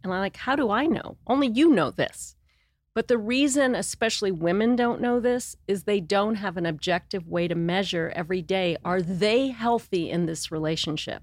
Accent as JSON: {"language": "English", "town": "Los Angeles", "region": "California", "country": "United States", "tie": "born or raised there", "also_born_or_lived": "San Diego / Santa Barbara", "moved": "as an adult", "lives_now": "Montecito, United States", "said": "I grew up in Los Angeles, West L A."}